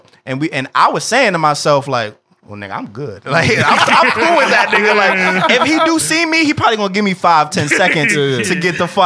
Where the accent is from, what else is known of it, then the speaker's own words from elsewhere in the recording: New York City, New York, United States; now in Pennsylvania, United States; I was born in Albert Einstein